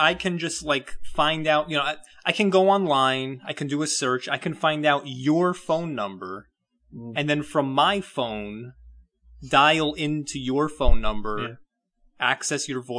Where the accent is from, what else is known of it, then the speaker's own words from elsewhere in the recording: United Kingdom; I'm a British guy. I have no idea.